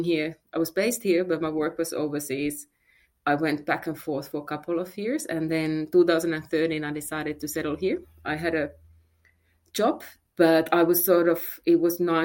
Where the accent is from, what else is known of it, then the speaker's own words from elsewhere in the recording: Finland; moved away as an adult; also born or lived in Germany; now in Australia; So I am from Finland originally. That's where I grew up and I lived there until I was 24.